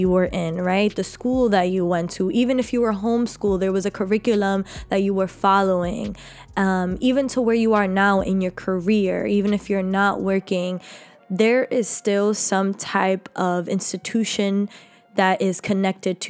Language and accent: English; New York City, New York, United States; I was raised in Harlem, New York by a phenomenal mother